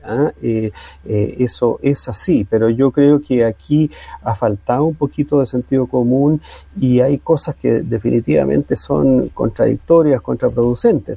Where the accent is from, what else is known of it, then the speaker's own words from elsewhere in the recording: Chile; vamos a seguir siendo chilenos